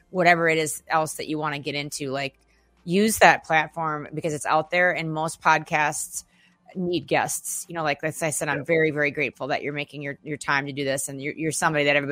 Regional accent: Minneapolis, Minnesota, United States; that's my stomping grounds. I'm from Minneapolis

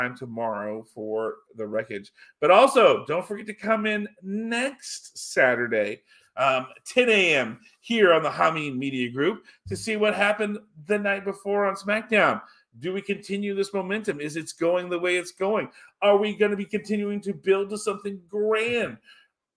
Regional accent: Louisiana, United States; now in Texas, United States; my home state, Louisiana

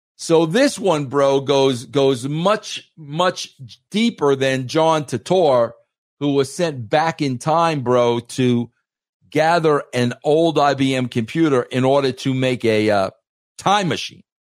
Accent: New York, United States; I was raised in New York

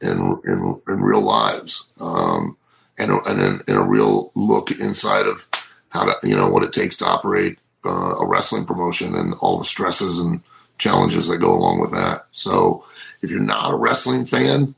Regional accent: Lima, Ohio, United States; my hometown of Lima, Ohio

